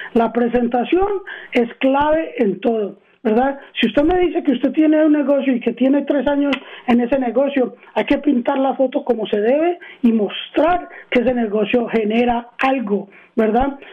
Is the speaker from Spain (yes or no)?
no; Arizona, United States; born or raised there; also born or lived in Queens, New York / Medellín, Colombia (parents)